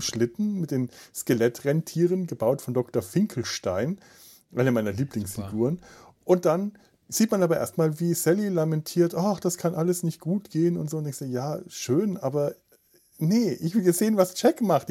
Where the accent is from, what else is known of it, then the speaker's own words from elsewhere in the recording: Southern Germany, Germany; moved away; ich komme aus Süddeutschland